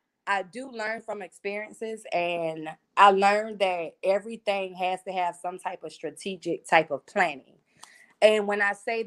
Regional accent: Wilmington, North Carolina, United States; now in Raleigh, United States; I'm from Wilmington

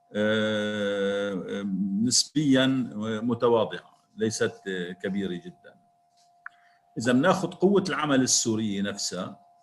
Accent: Syria

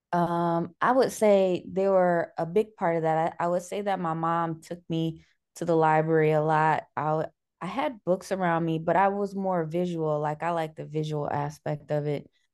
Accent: Cleveland, Ohio, United States; I'm from Cleveland

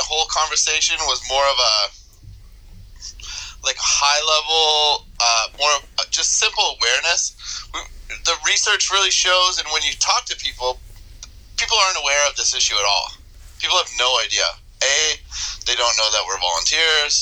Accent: Toronto, Ontario, Canada; moved away as an adult; now in upstate New York, United States; I'm initially from Canada. I grew up in Toronto and then more recently out in Eastern Ontario

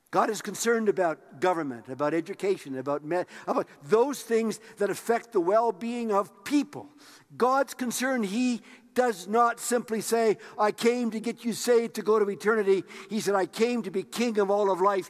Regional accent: Tisdale, Saskatchewan, Canada; moved away; I was raised in Tisdale, Saskatchewan.

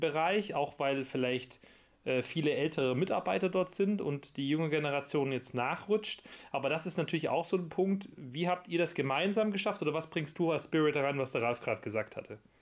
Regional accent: Backnang, Baden-Württemberg, Germany; ich bin ja in Backnern geboren

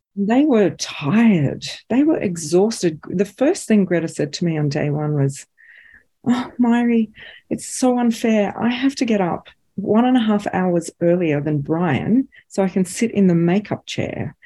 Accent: Australia; as Australian filmmakers

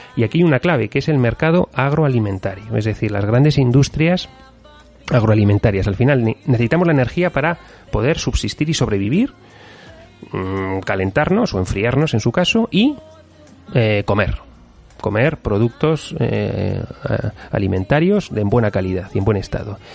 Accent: Spain

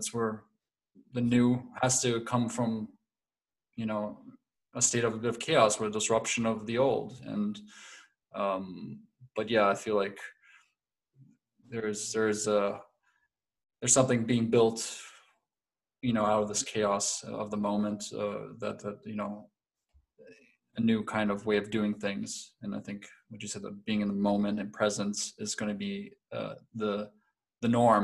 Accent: Connecticut, United States; moved away as an adult; now in Leipzig, Germany; I'm American. I'm actually from Connecticut.

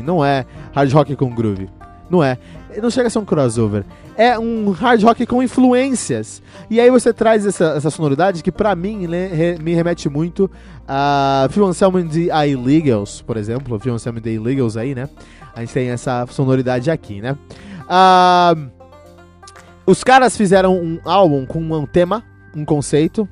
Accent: São Paulo, Brazil; eu cresci em São Paulo

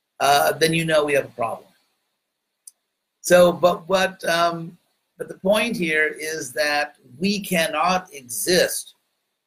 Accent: United States; accent: American; a very heavy American accent. But since I'm an American

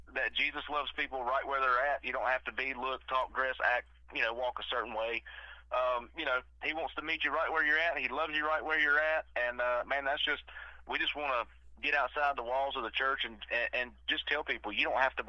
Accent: the South, United States; we are from the South

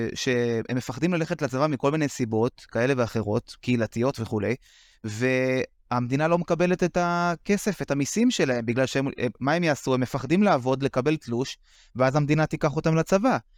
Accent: Bnei Brak, Tel Aviv District, Israel; גדלתי בבני ברק

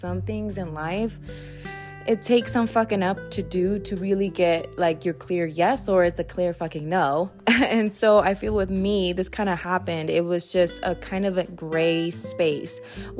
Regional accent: Los Angeles, California, United States; also born or lived in North Dakota / Twin Falls; And if you don't know, I'm originally from Cali. I was born in LA, and we moved like everywhere, all over Cali, well, SoCal.

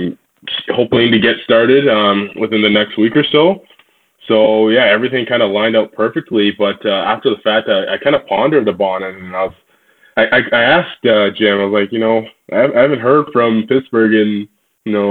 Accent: Toronto, Ontario, Canada; Growing up in the Toronto area, I played for a team called the Skills Black Aces

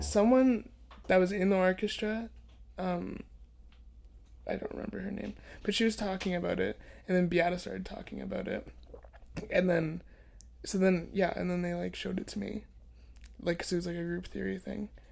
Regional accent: Oakville, Ontario, Canada; I'm from Oakville

